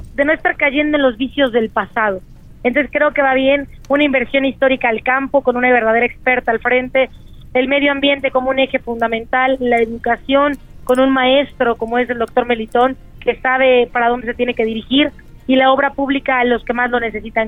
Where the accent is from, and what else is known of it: Puebla, Mexico